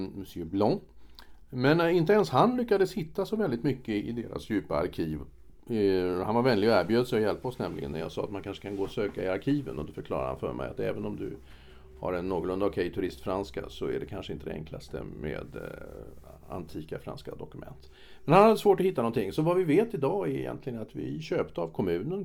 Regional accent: Stockholm, Stockholm County, Sweden; also born or lived in France; now in Stockholm, Sweden; Som gammal stockholmare

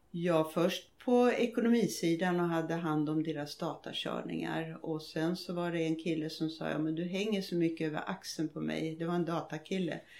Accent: Småland, Sweden; now in Tyresö, Sweden; Jag är smålänning i botten och har tyvärr inte behållit min dialekt, vilket jag tycker är synd nu.

